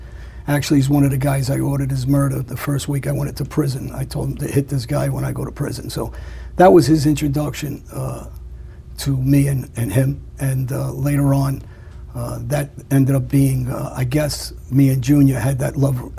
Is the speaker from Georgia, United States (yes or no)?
no; New York City, New York, United States; I grew up back in Woodhaven, Queens, Jamaica Avenue, and I grew up around the mob.